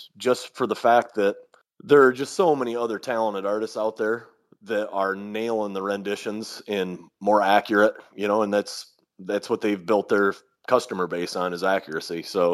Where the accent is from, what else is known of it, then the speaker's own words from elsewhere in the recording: Kalamazoo, Michigan, United States; Kalamazoo, Michigan, which is my hometown